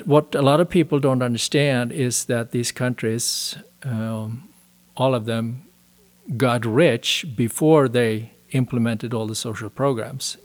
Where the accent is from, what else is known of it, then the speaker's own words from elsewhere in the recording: Sweden; moved away as an adult; also born or lived in Denmark / Switzerland; now in United States; I was born and raised in Sweden, spent my first thirty years there.